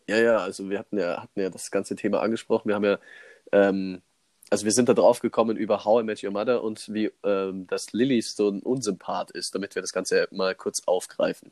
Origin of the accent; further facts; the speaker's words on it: Germany; bei uns in Deutschland